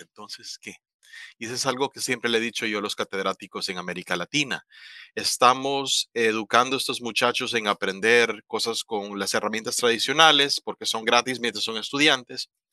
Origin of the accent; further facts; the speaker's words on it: La Ceiba, Atlántida, Honduras; moved away as an adult; also born or lived in Tegucigalpa, Honduras; now in Taiwan; yo soy hondureño oriundo de La Ceiba.